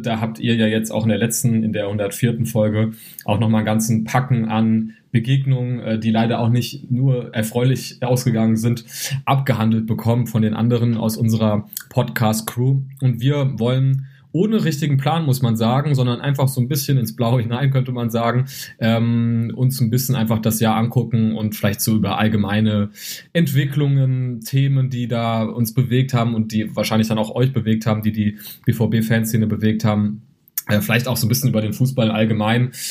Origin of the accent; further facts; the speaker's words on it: Gießen, Hesse, Germany; ich komme ja aus Gießen, wohne ja in Gießen